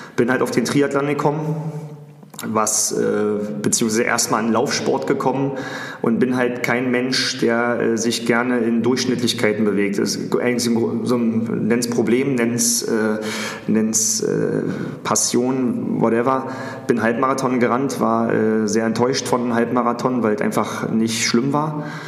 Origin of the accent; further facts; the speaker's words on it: Berlin, Germany; ich äh, aus Berlin komme, beziehungsweise aus dem Rand Berlin, wo ich auch aufgewachsen bin